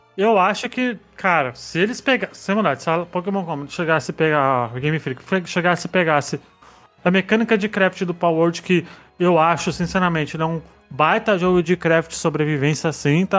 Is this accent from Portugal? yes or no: no; Brazil; a gente é brasileiro, a gente não é gringo